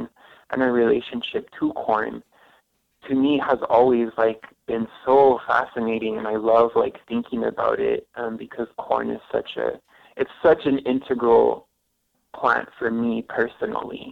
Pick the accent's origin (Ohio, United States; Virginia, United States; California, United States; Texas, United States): Texas, United States; El Paso; also born or lived in Ciudad Juárez, Mexico; I grew up in El Paso and I also grew up in Juarez